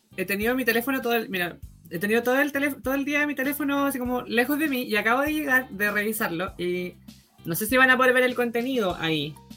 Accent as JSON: {"language": "Spanish", "town": "Chiguayante", "region": "Biobío", "country": "Chile", "said": "soy de Chihuayante"}